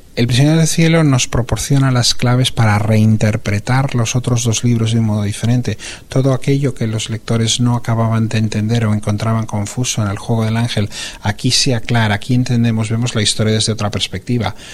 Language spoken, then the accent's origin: Spanish; Barcelona, Catalonia, Spain; moved away as an adult; also born or lived in California, United States; la ciudad de Barcelona, que es donde yo nací, donde yo me crié y donde son mis raíces